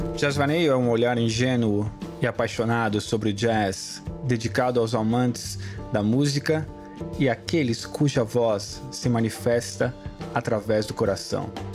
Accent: Brazil; como brasileiro

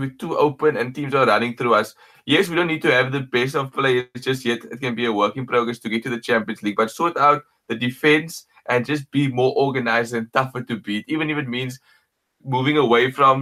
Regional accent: Cape Town, Western Cape, South Africa; I'm from Cape Town

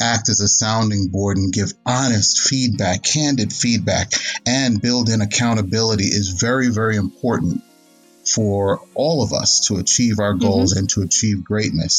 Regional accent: New York City, New York, United States; now in Dallas-Fort Worth, United States; Originally, I'm from New York City. I grew up in the city, and my wife and I currently live in the DFW, Dallas-Fort Worth area.

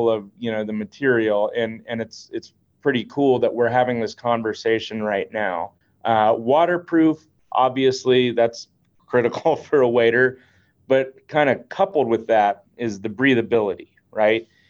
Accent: Florida, United States; I'm born and raised in Florida

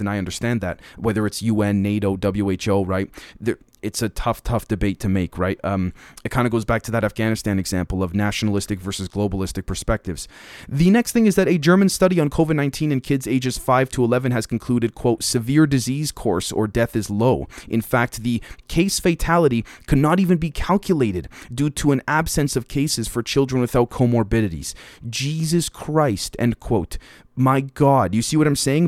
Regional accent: Canada; As a Canadian

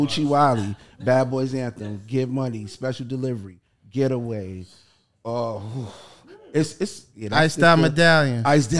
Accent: New York City, New York, United States; I'm a producer from New York. From the Bronx, but I did a lot of Queens records.

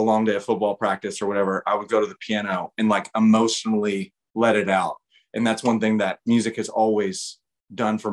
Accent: Midwest, United States; now in Nashville, United States; Growing up in the Midwest

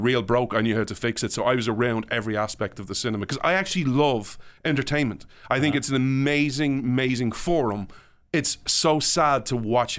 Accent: Ireland; So like, you talk about what it was like growing up in Ireland. So I hate Ireland for many reasons, but I didn't enjoy my childhood.

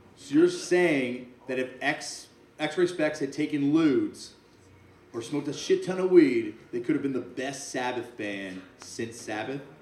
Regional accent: Canada; I'm from Canada

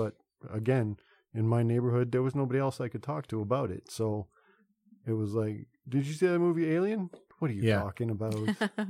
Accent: Toronto, Ontario, Canada; I grew up in Toronto, so I had TTC at my doorstep.

